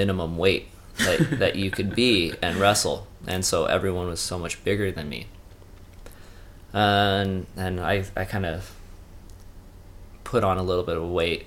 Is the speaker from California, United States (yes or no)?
yes; Lake Arrowhead, California, United States; also born or lived in San Diego / Redlands; I'm from Southern California in a little mountain town called Lake Arrowhead, which is pretty close to Big Bear. Most people are familiar with Big Bear around here, not so much Lake Arrowhead. I was born up there, raised up there, went through high school